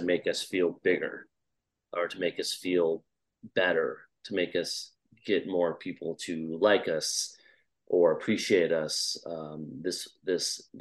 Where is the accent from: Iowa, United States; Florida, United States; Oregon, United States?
Iowa, United States; I grew up in Iowa, and just seeing how there's just nothing and there's just a flat, endless horizon